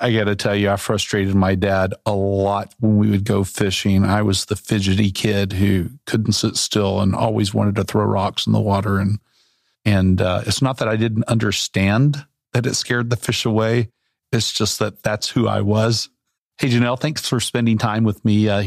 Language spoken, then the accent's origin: English; Central Arkansas, United States; now in Bentonville, United States; I grew up in Central Arkansas